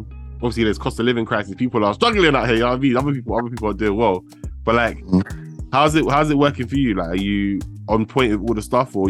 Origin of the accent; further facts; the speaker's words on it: London, United Kingdom; I'm from West, innit?